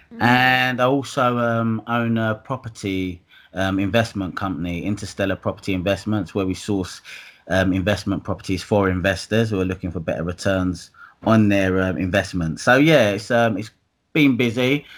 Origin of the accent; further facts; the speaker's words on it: Dagenham, London, United Kingdom; also born or lived in Hackney, London / Dalston, London; I'm from Essex. Um, I was born in Hackney, um, Homerton Children's Hospital